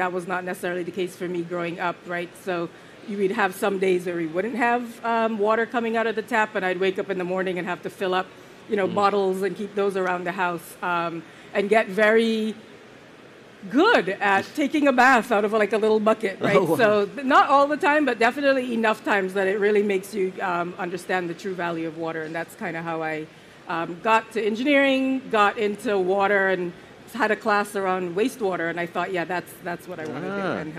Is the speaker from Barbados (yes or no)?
yes; Barbados; also born or lived in Jamaica / St. Vincent; I was born in Jamaica. I spent a couple years of my life, and then I moved to St. Vincent, which is a small island on the Eastern Caribbean. And then once I was, about when I was starting my schooling, I moved to Barbados